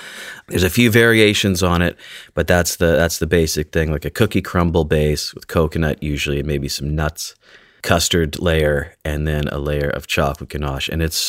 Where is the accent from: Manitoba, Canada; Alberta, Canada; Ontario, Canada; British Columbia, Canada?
British Columbia, Canada; I grew up on Vancouver Island, about 10 minutes south of a city called Nanaimo, which apparently that's where these come from.